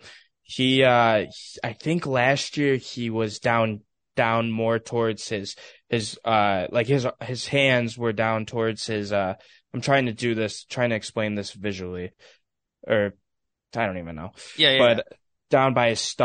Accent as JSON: {"language": "English", "town": "Chicago", "region": "Illinois", "country": "United States", "accent": "Chicago", "said": "my Chicago accent likes to come out"}